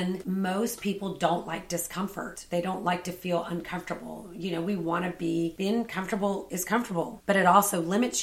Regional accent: Savannah, Georgia, United States; I grew up in Savannah

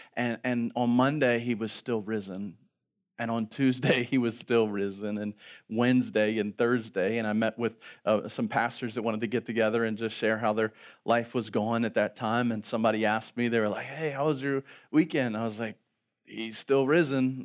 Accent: Baltimore, Maryland, United States; also born or lived in Virginia; We're from Baltimore

